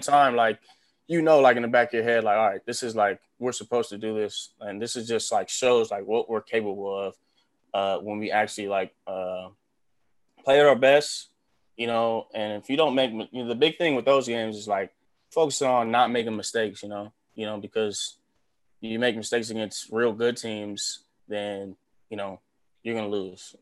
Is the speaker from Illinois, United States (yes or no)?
no; Los Angeles, California, United States; moved away as an adult; now in Nebraska, United States; growing up in Los Angeles like my whole life